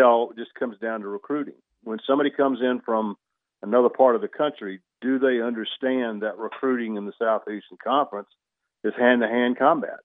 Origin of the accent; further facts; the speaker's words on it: Union Point, Georgia, United States; come from my hometown. I live in a suburb of Greensboro called Union Point, fifteen hundred people